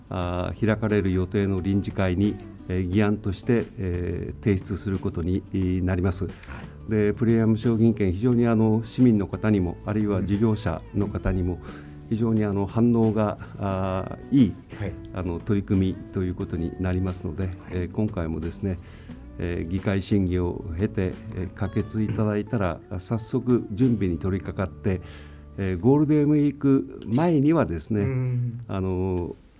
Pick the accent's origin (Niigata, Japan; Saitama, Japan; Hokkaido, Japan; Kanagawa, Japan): Hokkaido, Japan; Tomakomai; 僕自身が苫小牧で生まれ苫小牧で育ってきた